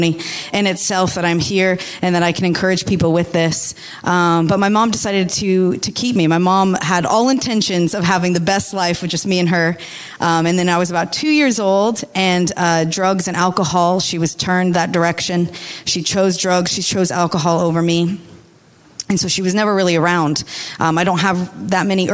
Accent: United States; moved away; I'm from America, if you could tell by my accent

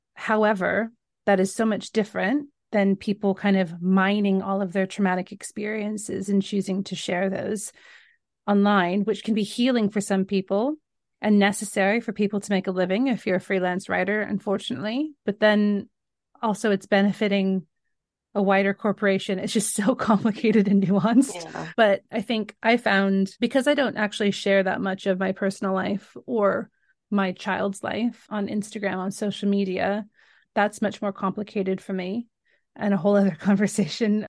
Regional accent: Northern California, United States; moved away as an adult; now in London, United Kingdom; I grew up in Northern California.

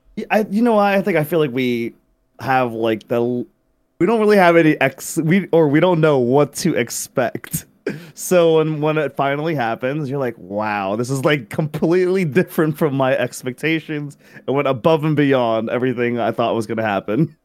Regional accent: Philippines; I grew up in the Philippines

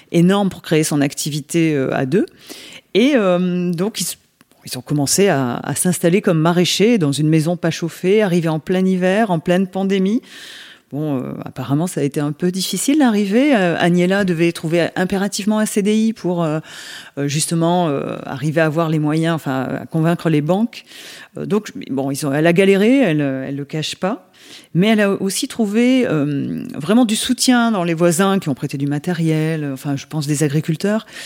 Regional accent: Nouvelle-Aquitaine, France; born there; moi je suis née en Dordogne, donc j'ai pas, j'ai quitté la Dordogne pour y revenir parce que je ne trouvais pas ailleurs ce que j'avais en Dordogne.

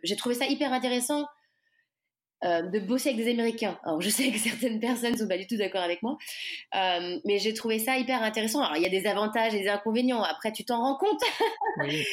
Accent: Nantes, Pays de la Loire, France; moved away as an adult; also born or lived in Angers / Paris / New York; je suis originaire euh, de Nantes

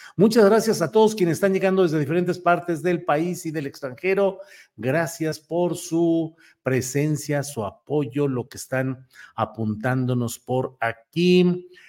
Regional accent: Mexico

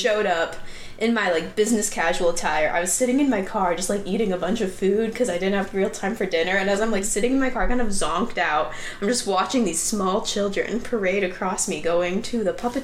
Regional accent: Oregon, United States; moved away; I'm from Oregon

